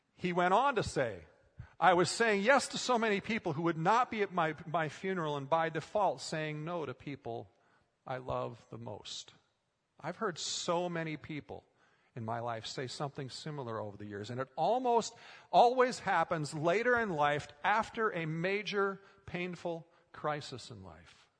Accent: Minnesota, United States; moved away; Growing up in Minnesota, I spent a lot of time working on farms

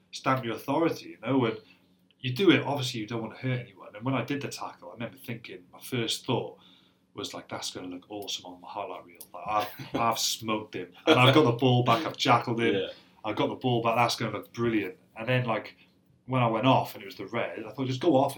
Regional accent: Wales, United Kingdom; I'm Welsh as they come, and I'm as proud as Punch to be Welsh

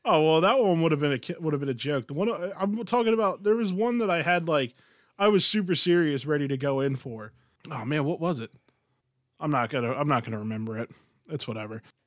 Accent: Philadelphia, Pennsylvania, United States; we are from Philly

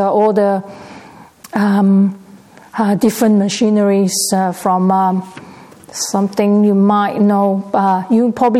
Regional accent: Perth, Western Australia, Australia; I'm actually from Perth locally

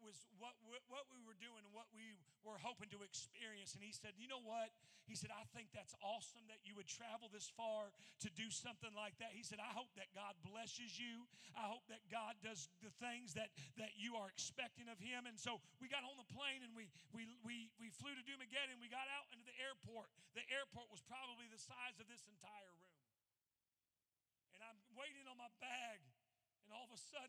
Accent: Indiana, United States; we're from Indiana

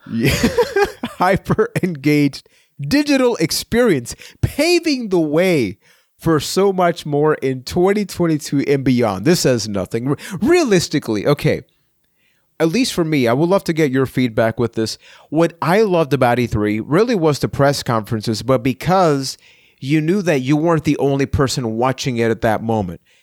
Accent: Puerto Rico; I'm from Puerto Rico

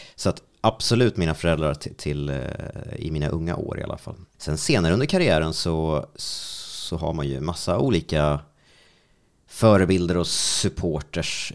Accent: Strängnäs, Södermanland, Sweden; hemma i Strängnäs

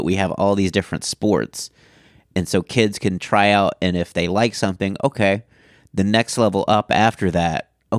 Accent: Houston, Texas, United States; now in Dallas, United States; where I grew up in Houston

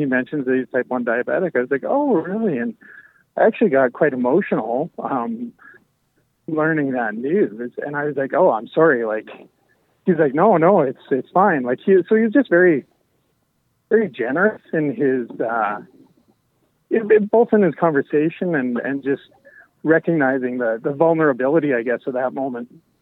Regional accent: Medicine Hat, Alberta, Canada; I grew up in Medicine Hat

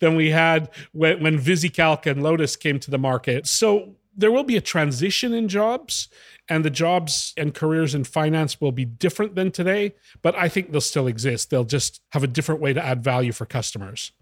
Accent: Western Canada, Canada; moved away as an adult; now in Italy; I grew up in Western Canada.

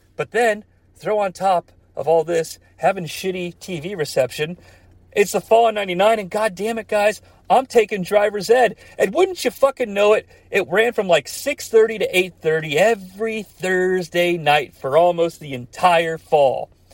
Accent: United States; My hometown was like an hour away from Cincinnati

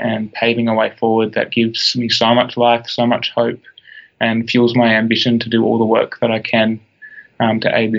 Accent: Blue Mountains, New South Wales, Australia; I was born in the Blue Mountains of Australia

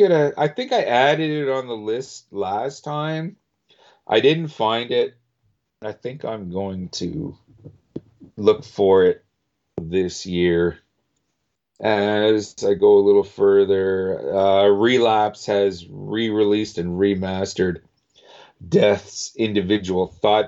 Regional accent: Winnipeg, Manitoba, Canada; I'm from Winnipeg

